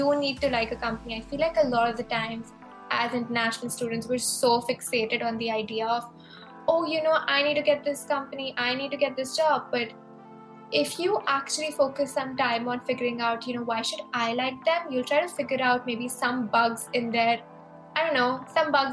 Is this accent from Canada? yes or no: no; India; moved away as an adult; also born or lived in Arizona, United States; now in San Francisco, United States; I am actually from India, and I moved to the US 2 years ago